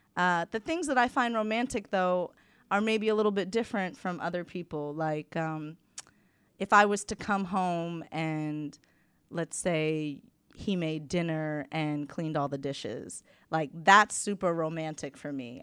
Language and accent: English; United States; moved away as an adult; being American